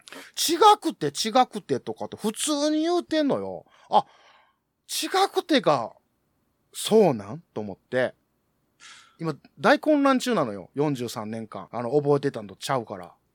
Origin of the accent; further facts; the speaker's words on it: Kansai, Japan; 関西人やからかな